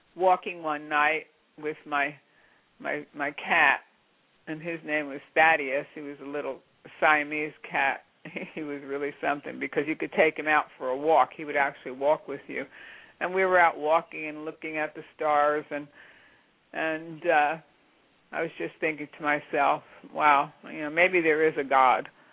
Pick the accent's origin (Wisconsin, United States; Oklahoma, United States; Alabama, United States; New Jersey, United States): New Jersey, United States; moved away as an adult; also born or lived in Pittsburgh, Pennsylvania / Redstone, Colorado; I was born and raised in New Jersey